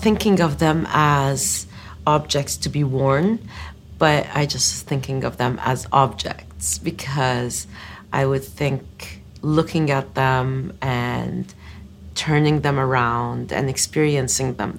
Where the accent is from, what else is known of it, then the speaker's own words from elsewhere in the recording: Eastern Province, Saudi Arabia; growing up in the Eastern Province, we used to go out in spring to collect desert roses